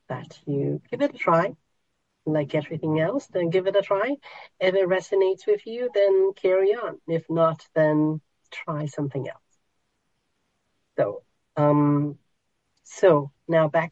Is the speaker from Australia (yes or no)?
no; Hong Kong; moved away; I was born in Hong Kong, so there are those markets where they hang, pigs that are half slaughtered, and all everything there. You can buy just about anything there. So I grew up in that environment in Hong Kong.